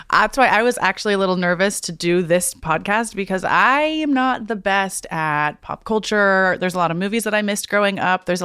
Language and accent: English; Oregon, United States; I think because of growing up in Oregon, I think that's why I can no longer pro- uh, process lactose